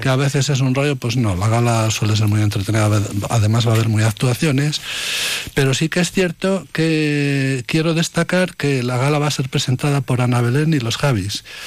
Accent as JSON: {"language": "Spanish", "town": "Valladolid", "region": "Castile and León", "country": "Spain", "said": "en mi tierra, en Valladolid"}